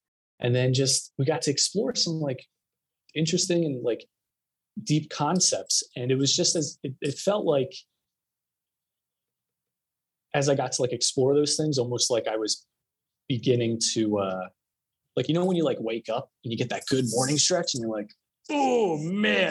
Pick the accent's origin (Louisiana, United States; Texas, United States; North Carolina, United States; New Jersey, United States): New Jersey, United States; moved away as an adult; also born or lived in Syracuse, New York / Philadelphia; now in Arizona, United States; I originally grew up in Jersey